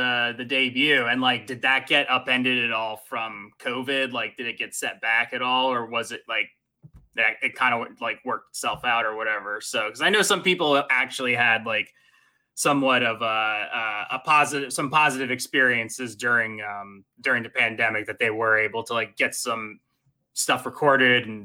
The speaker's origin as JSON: {"language": "English", "region": "New Jersey", "country": "United States", "tie": "born or raised there", "said": "growing up in New Jersey"}